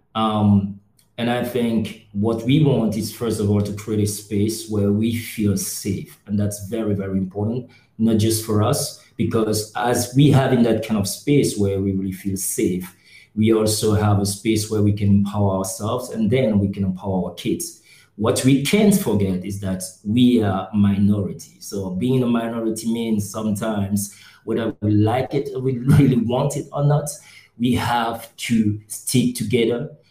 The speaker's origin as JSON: {"language": "English", "country": "Cameroon", "tie": "born or raised there", "moved": "yes", "lives_now": "Berlin, Germany", "said": "born in Cameroon"}